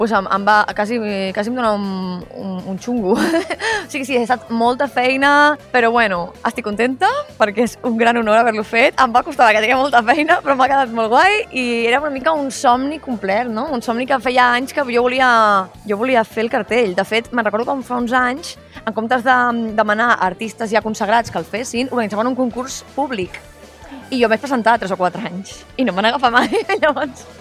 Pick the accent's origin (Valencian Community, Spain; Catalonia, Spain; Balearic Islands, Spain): Catalonia, Spain; first language Catalan; sóc catalana, europea, espanyola